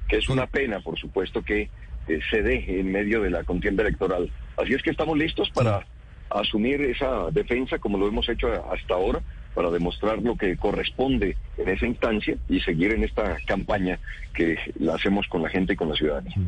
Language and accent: Spanish; Colombia; los colombianos